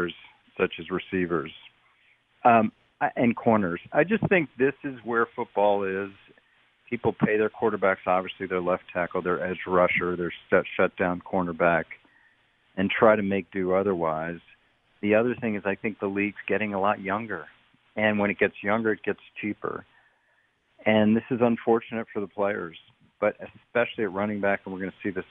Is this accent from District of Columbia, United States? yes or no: yes; Washington, District of Columbia, United States; I'm from Washington, D.C.